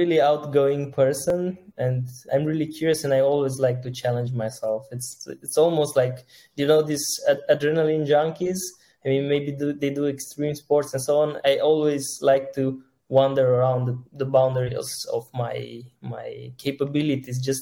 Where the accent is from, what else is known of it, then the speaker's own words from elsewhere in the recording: Sebeș, Alba County, Romania; I'm originally from not so far from Cluj. It's a Sebeș